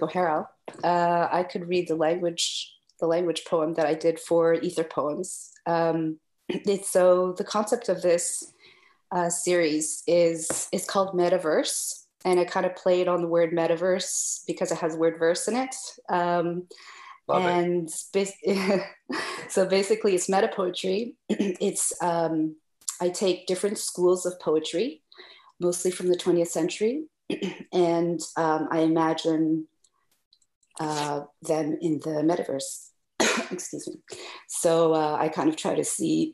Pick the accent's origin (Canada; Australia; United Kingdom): Canada; moved away as an adult; also born or lived in Geneva; now in France; I'm Canadian, but I live in France